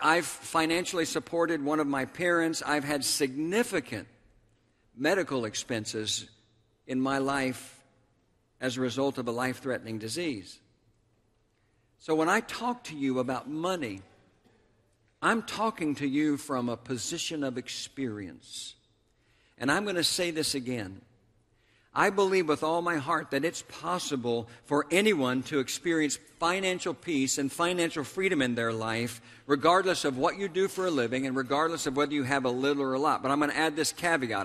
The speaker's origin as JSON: {"language": "English", "town": "Tulsa", "region": "Oklahoma", "country": "United States", "tie": "born or raised there", "said": "my hometown of Tulsa, Oklahoma"}